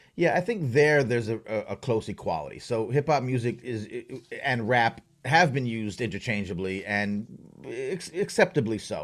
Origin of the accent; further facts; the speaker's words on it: Long Island, New York, United States; I grew up on Long Island.